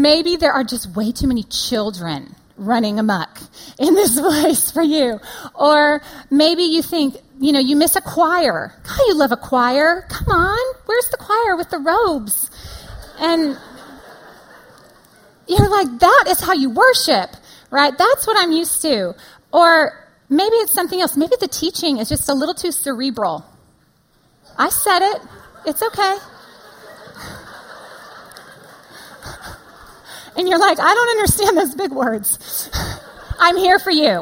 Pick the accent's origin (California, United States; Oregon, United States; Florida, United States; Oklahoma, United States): California, United States; moved away as an adult; now in Austin, United States; California born and bred